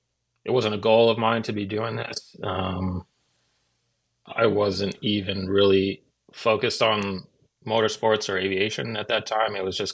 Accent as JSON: {"language": "English", "region": "Washington", "country": "United States", "tie": "born or raised there", "said": "No. I grew up on the West Coast in Washington State."}